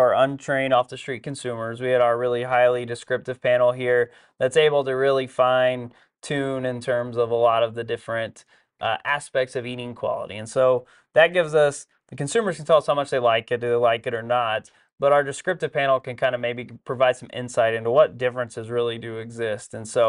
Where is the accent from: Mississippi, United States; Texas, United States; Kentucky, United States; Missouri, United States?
Texas, United States; we're from Texas, of course.